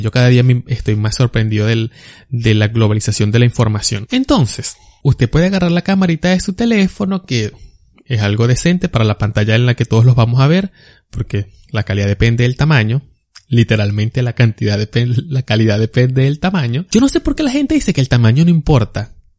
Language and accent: Spanish; Barquisimeto, Lara, Venezuela; yo soy de Barquisimeto